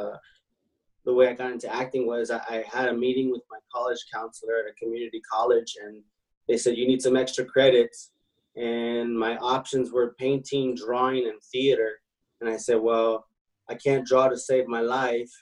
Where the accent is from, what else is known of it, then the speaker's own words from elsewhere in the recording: Los Angeles, California, United States; born in Los Angeles